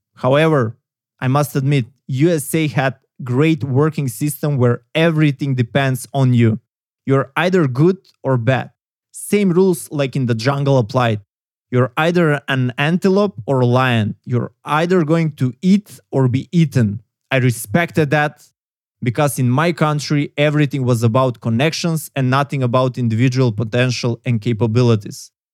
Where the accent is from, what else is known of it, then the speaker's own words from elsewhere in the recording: North Macedonia; I come from Macedonia, southeastern Europe